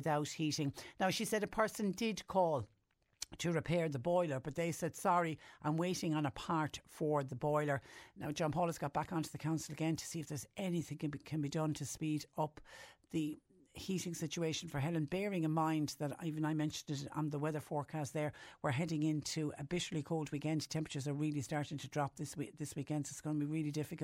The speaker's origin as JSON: {"language": "English", "country": "Ireland"}